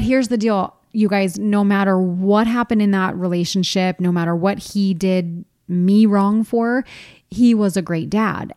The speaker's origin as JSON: {"language": "English", "region": "East Coast", "country": "United States", "moved": "as an adult", "said": "I'm from the East Coast, and I had no family here."}